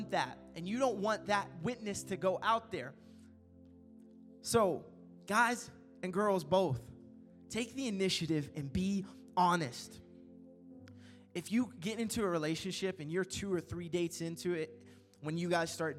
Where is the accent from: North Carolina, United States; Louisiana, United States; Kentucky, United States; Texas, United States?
Kentucky, United States; It's in Kentucky.